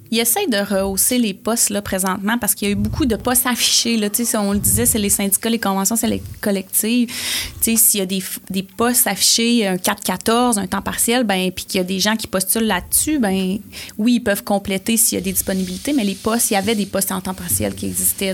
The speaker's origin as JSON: {"language": "French", "town": "Port-Cartier", "region": "Quebec", "country": "Canada", "tie": "born or raised there", "moved": "as an adult", "lives_now": "Quebec City, Canada", "said": "je suis une fille originaire de la Côte-Nord. Je viens de Port-Cartier. Ah oui. Donc, euh, j'ai grandi sur la Côte-Nord"}